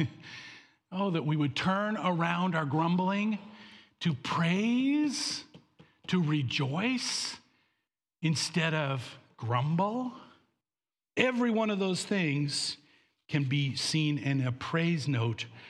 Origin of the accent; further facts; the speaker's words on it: Canada; I was born in Canada to American parents